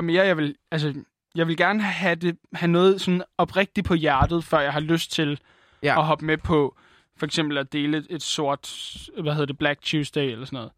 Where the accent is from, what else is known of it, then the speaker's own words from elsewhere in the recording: Denmark; Jeg er en blejfet dansker